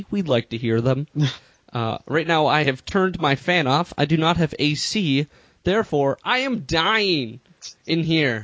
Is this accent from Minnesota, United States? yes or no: yes; Minnesota, United States; I was born and raised in Minnesota